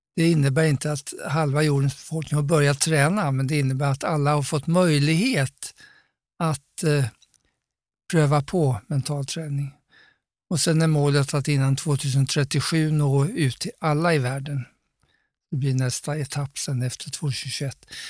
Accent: Sweden; jag var svensk

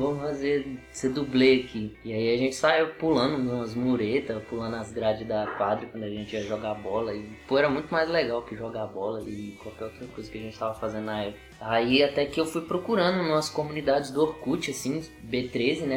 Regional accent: Riacho, Federal District, Brazil; sou do Riacho

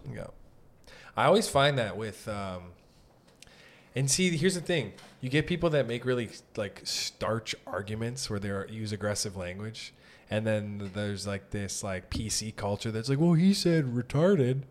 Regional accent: Sault Ste. Marie, Ontario, Canada; moved away as an adult; now in Toronto, Canada; I'm from Sault Ste. Marie, so I wasn't born in Toronto

